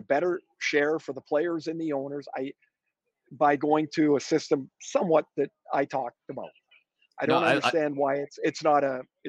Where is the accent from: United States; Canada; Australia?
Canada; I'm a Canadian.